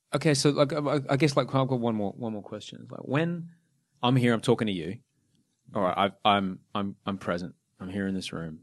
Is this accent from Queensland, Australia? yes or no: yes; Brisbane, Queensland, Australia; also born or lived in Sydney; I grew up in Brisbane